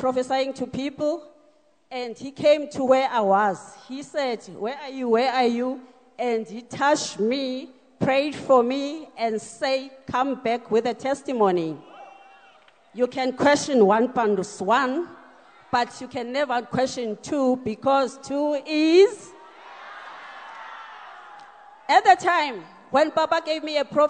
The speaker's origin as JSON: {"language": "English", "area": "Mount Ayliff", "region": "Eastern Cape", "country": "South Africa", "moved": "yes", "lives_now": "Pretoria, South Africa", "said": "Originally, I'm from Mount Aleef, Eastern Cape"}